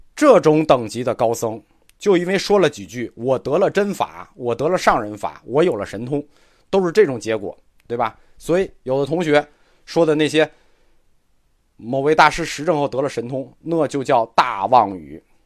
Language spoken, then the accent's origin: Chinese; China; 我们中国人